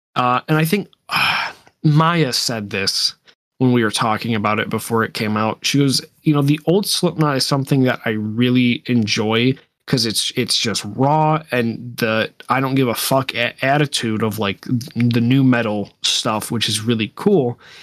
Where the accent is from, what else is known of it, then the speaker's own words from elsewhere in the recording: United States; I am American